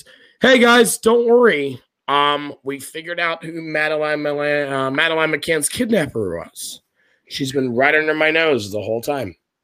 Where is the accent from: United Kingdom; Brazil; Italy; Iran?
United Kingdom; Scotland; as a Scotsman, like, and as an actual person from Scotland